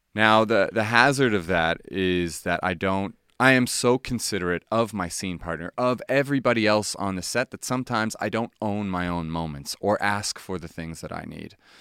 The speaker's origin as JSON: {"language": "English", "town": "Halifax", "region": "Nova Scotia", "country": "Canada", "moved": "yes", "said": "I'm from Halifax"}